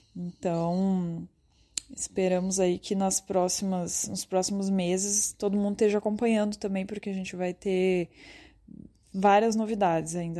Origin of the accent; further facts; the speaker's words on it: Ribeirão Preto, São Paulo, Brazil; eu e o João, a gente é de Ribeirão Preto, no interior de São Paulo